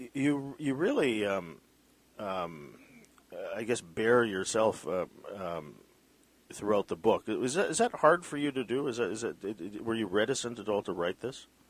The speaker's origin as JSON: {"language": "English", "town": "Vancouver", "region": "British Columbia", "country": "Canada", "tie": "born or raised there", "said": "My parents are Filipino. I was born in Vancouver"}